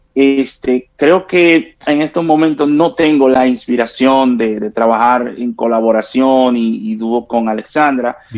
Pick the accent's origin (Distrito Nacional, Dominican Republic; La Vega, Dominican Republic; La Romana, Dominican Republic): La Romana, Dominican Republic; mis tiempos de juventud, allá en mi pueblo, en La Romana